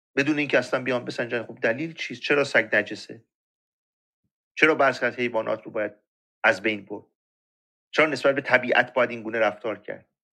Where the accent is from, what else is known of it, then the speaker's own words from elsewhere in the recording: Iran; ما ایرانی هستیم